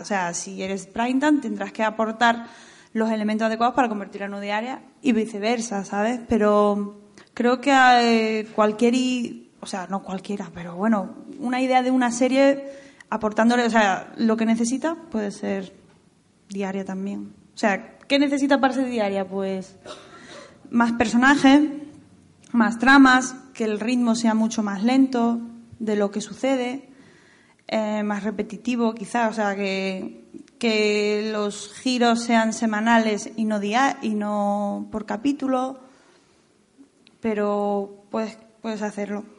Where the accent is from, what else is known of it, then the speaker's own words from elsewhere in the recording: Andalusia, Spain; now in Madrid, Spain; que soy andaluza